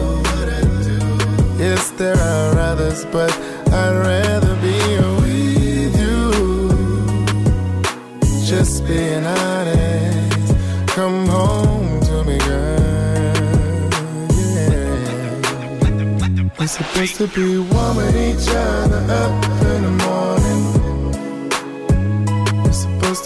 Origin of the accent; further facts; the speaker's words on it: Savannah, Georgia, United States; moved away as an adult; now in Atlanta, United States; I'm from Savannah. I wasn't the shit where I was from.